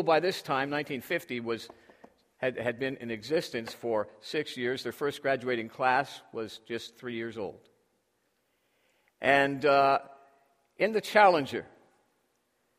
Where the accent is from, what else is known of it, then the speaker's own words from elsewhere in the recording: Toronto, Ontario, Canada; moved away; Up in my hometown of Toronto